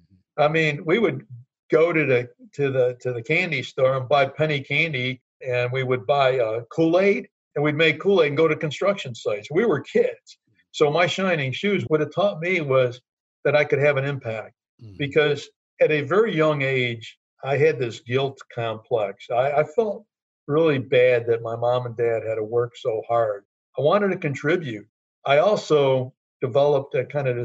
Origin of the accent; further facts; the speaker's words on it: Chicago, Illinois, United States; For halfway through grammar school, I grew up in Little Italy, which is where UIC is